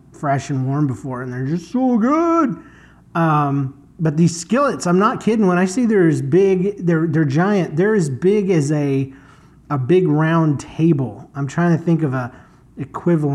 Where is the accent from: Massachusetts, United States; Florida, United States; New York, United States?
Florida, United States; now in St. Louis, United States; I'm from Florida, and it is so dang hot